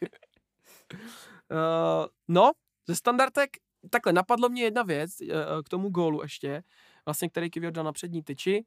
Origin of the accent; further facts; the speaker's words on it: Czechia; Jsme Češi